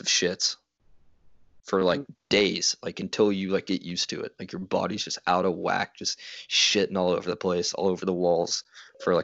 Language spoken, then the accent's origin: English; Houston, Texas, United States; I'm from the opposite end of the state, from Houston